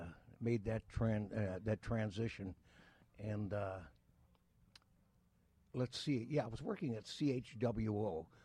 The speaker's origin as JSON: {"language": "English", "town": "Windsor", "region": "Ontario", "country": "Canada", "tie": "born or raised there", "said": "And spent growing up in Windsor and a lot of time also in Detroit. I have a lot of family from the Detroit area."}